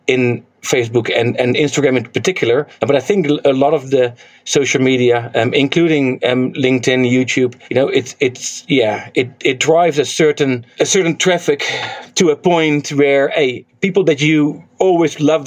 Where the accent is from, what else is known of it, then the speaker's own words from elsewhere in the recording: Netherlands; now in New Zealand; I'm from Holland, from Netherlands